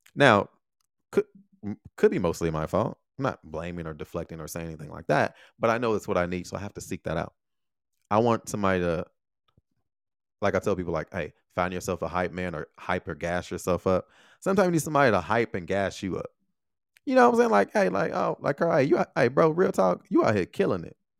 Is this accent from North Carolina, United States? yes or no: no; Chicago, Illinois, United States; moved away as an adult; also born or lived in Taiwan